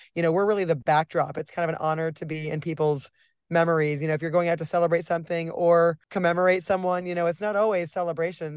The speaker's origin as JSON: {"language": "English", "region": "Nebraska", "country": "United States", "moved": "as an adult", "lives_now": "Kansas City, United States", "said": "I'm from Nebraska"}